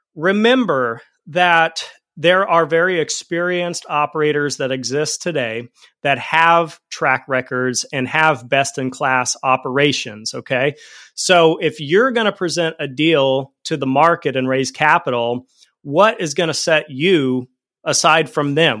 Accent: Fort Collins, Colorado, United States; also born or lived in Denver, Colorado; I grew up in Fort Collins, Colorado, and at a certain point, I moved out to Denver

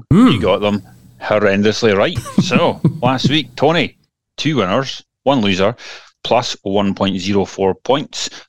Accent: Elgin, Scotland, United Kingdom; my hometown, Elgin City

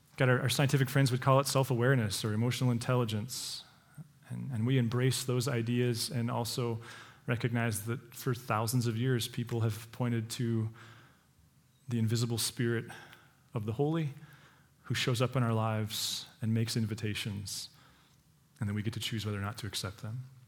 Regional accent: Montana, United States; those of us who've born and raised in Montana

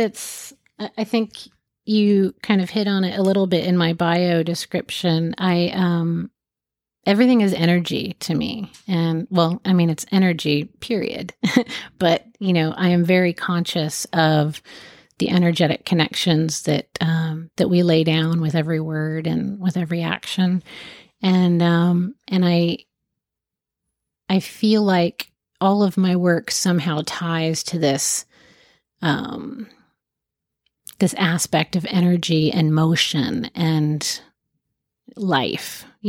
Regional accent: Jacksonville, Florida, United States; born there; I was born in Jacksonville, and my mom and I moved every year until seventh grade.

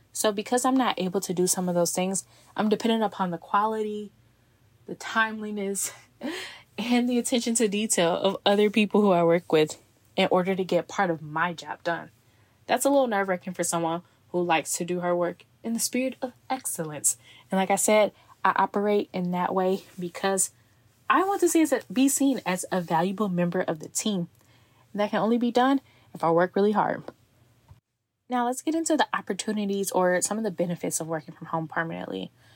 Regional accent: Texas, United States; moved away as an adult; now in Seattle, United States; my office is actually located in my hometown, so when I'm back to visit family and friends

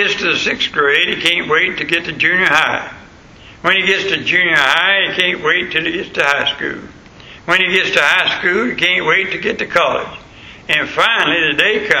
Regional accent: West Florida, United States; moved away; where I was born in West Florida

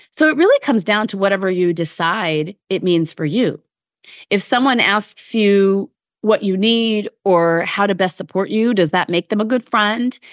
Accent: Midwest, United States; now in New York City area, United States; I grew up in the Midwest

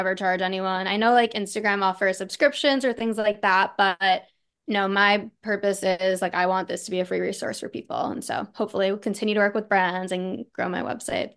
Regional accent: Long Island, New York, United States; now in Manhattan, New York, United States; I grew up in Long Island

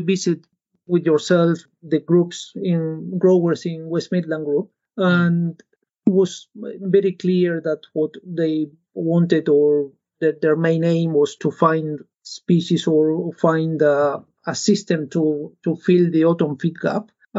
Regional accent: Uruguay; English is a second language; I am from Uruguay, and in Uruguay, agriculture and livestock is our main source of income for the country, and it's very important.

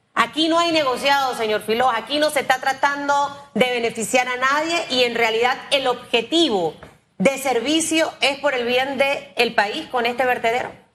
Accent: Panama; como panameña

